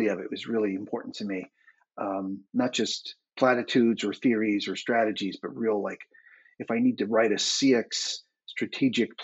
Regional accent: United States; moved away as an adult; now in Dublin, Ireland; I am an American living in Dublin, Ireland

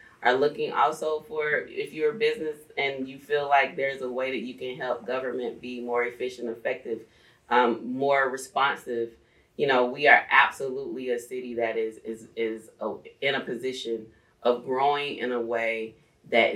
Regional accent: Starke, Florida, United States; now in East Point, United States; I grew up in a town of 5,300 people called Stark, Florida

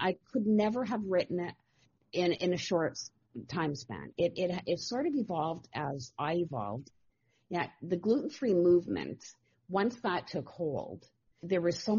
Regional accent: Toronto, Ontario, Canada; now in North Bay, Canada; I was born and raised in Toronto, but we moved to North Bay in the early 70s.

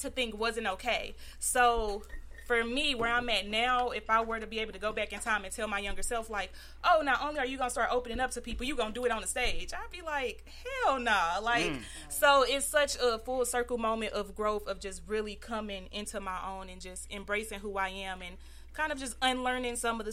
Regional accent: Illinois, United States; I'm from Illinois, so it wasn't really many opportunities over on that side.

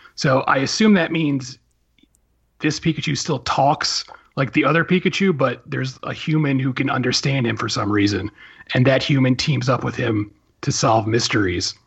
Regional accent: Philadelphia, Pennsylvania, United States; born or raised there

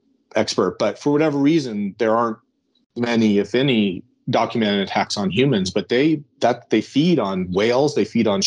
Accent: Arizona, United States; I'm from Arizona

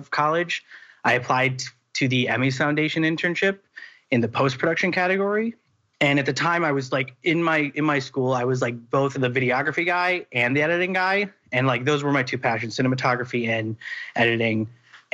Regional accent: Wisconsin, United States; moved away as an adult; now in Los Angeles, United States; I went to college. I went to Marquette University in Wisconsin. We're both from Wisconsin.

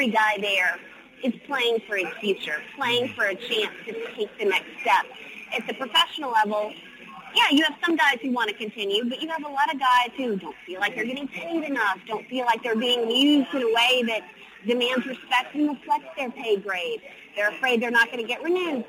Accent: New Orleans, Louisiana, United States; I'm from New Orleans

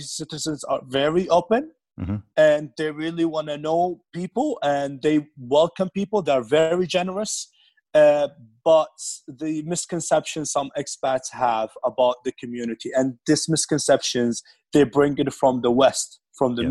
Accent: Medina, Medina Province, Saudi Arabia; English is a second language; moved away as an adult; also born or lived in Orlando, Florida / Arizona; I'm from a city called Medina. It's in the western of Saudi Arabia

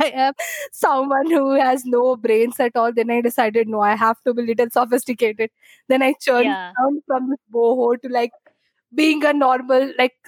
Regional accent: Kolkata, West Bengal, India; moved away as an adult; now in Bangalore, India; I am basically from Kolkata and I shifted to Bangalore because of job after I got my job.

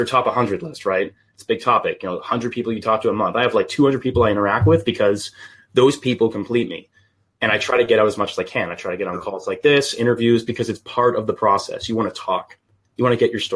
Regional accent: Canada; Half British, and then I'm just Canadian on the other half

